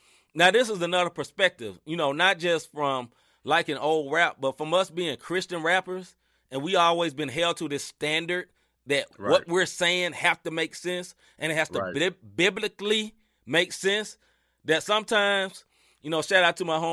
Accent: the South, United States; I grew up in the South

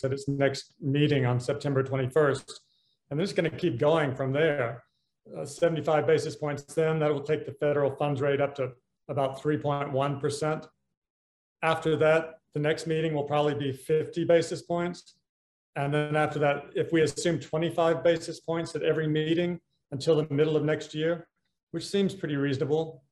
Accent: United States; moved away as an adult; also born or lived in Hong Kong / London / Washington; I'm an American, but I have spent most of my career working in Asia. I moved to Hong Kong in 1986

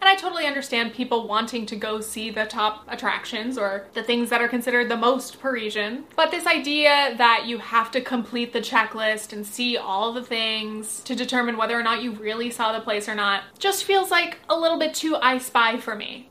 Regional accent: United States; as an American

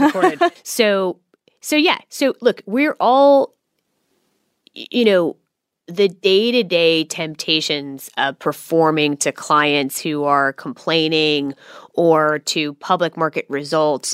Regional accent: Silicon Valley, California, United States; now in Australia; I grew up in Silicon Valley

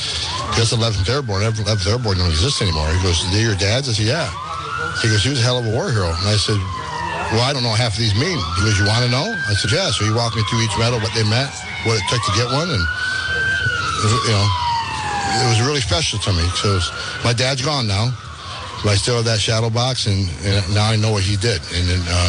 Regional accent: Fort Drum, New York, United States; Just south of Canada, right outside of Fort Drum, New York.

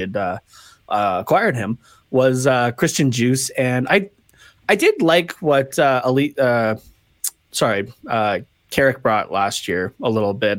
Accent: Canada; being Canadian

